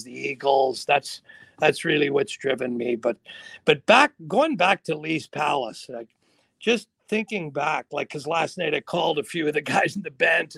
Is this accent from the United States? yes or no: no; Sault Ste. Marie, Ontario, Canada; those people I grew up with in the Sioux